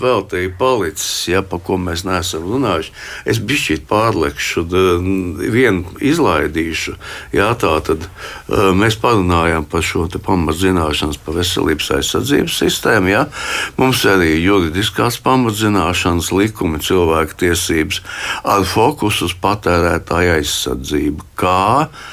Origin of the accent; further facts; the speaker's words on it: Riga, Latvia; es piedzimu Rīgā 53. gadā.